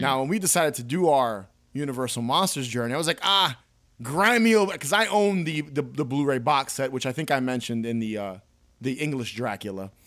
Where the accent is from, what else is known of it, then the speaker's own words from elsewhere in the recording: New York, United States; I was born in New York.